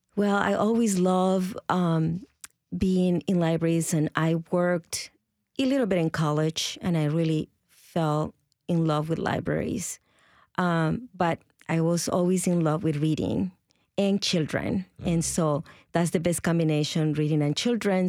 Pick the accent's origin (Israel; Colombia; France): Colombia; first language Spanish; English is a second language; moved away as an adult; now in Nashville, United States; I come from Colombia originally, and I've been in the States for about 33 years